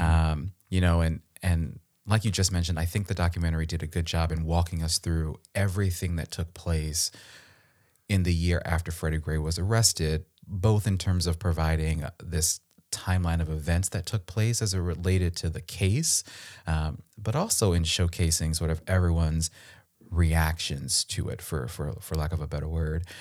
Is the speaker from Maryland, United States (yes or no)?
yes; Baltimore County, Maryland, United States; I'm from Baltimore. I'm actually from the county, not the city